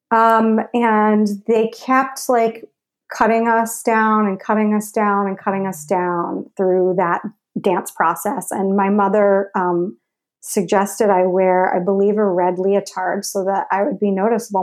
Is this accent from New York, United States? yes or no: yes; Larchmont, New York, United States; I grew up in Larchmont, New